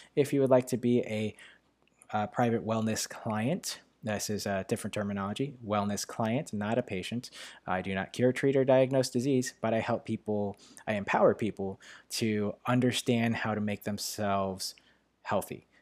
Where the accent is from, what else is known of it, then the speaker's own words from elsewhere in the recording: New York, United States; accent: New York; my New York accent